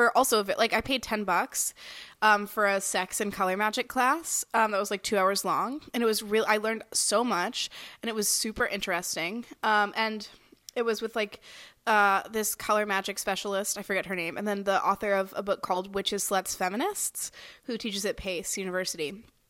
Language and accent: English; the South, United States; I'm from the south doesn't mean I'm from a swamp